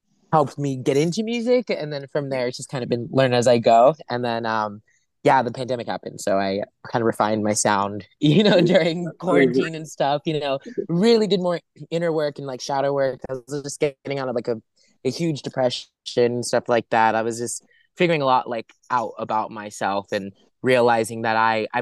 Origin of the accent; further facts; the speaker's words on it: Los Angeles, California, United States; I grew up in Los Angeles. I'm a LA born and raised boy, and so I grew up acting around here.